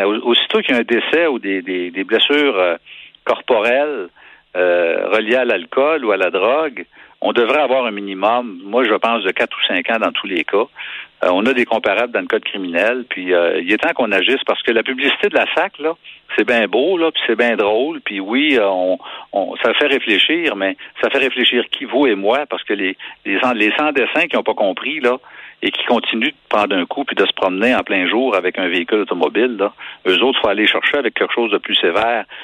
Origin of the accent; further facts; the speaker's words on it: Quebec, Canada; Je suis un Québécois